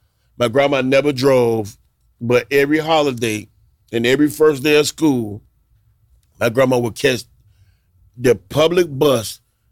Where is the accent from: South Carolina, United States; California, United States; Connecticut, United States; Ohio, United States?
South Carolina, United States; Rice with everything, a light bread, a cornbread, and growing up in South Carolina, over there, those are the Geechee people.